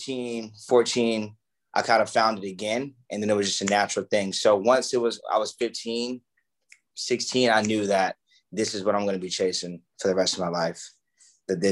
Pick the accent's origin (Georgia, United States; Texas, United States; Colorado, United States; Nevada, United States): Georgia, United States; Atlanta; I grew up in Atlanta, Georgia. And it was the outskirts of Atlanta